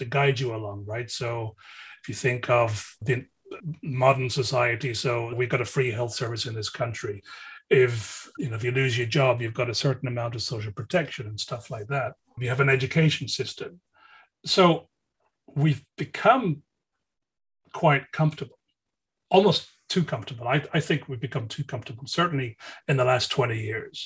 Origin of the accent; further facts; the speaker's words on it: Dublin, Leinster, Ireland; we used to do growing up in Dublin